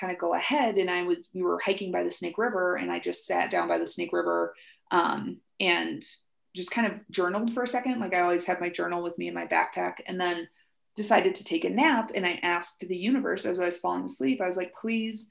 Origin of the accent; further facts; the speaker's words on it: Lake Michigan, Midwest, United States; moved away; I grew up right on Lake Michigan